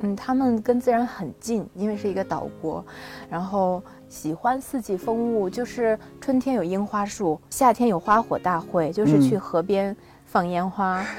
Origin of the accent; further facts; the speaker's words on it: Binzhou, Shandong, China; moved away as an adult; also born or lived in Tokyo, Japan; 我从小在北方长大